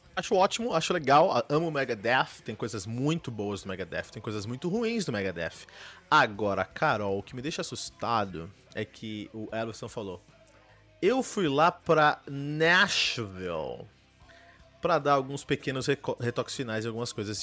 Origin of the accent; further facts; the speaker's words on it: Brazil; eu sou brasileiro